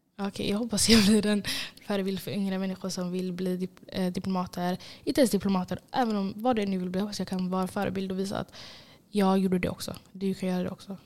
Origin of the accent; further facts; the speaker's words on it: Gothenburg, Västra Götaland, Sweden; jag är från Angered.